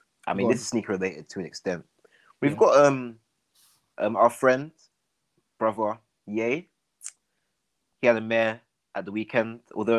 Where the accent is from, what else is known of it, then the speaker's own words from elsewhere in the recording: Nigeria; I'm Nigerian.